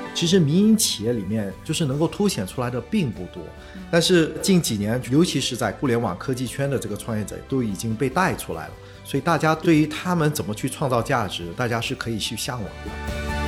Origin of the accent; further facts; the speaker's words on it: Singapore; first language Chinese; 我虽然在新加坡出生长大，但我一出生就是说中文嗯。呃，其实在我家里汉语是我的母语